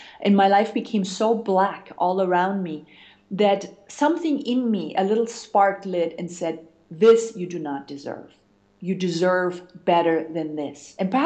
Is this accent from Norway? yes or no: no; Germany; moved away; also born or lived in United States; I'm originally from Germany